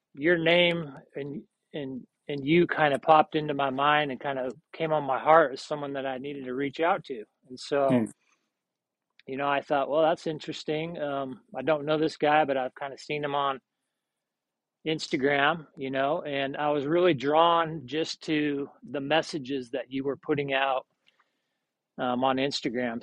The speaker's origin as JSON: {"language": "English", "town": "Salt Lake City", "region": "Utah", "country": "United States", "also_born_or_lived": "Seattle / Austin", "moved": "as an adult", "said": "I'm originally from Salt Lake"}